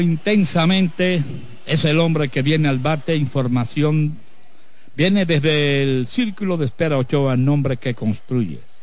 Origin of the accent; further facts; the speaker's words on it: Cayetano Germosén, Espaillat, Dominican Republic; Cayetano Hermosén, Guanábano, mi tierra, mi querido Guanábano